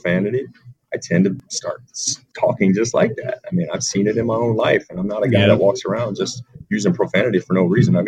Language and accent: English; Virginia Beach, Virginia, United States; also born or lived in Charleston, South Carolina; now in Rhode Island, United States; a guy that's from, you know, the Mid-Atlantic, from Virginia Beach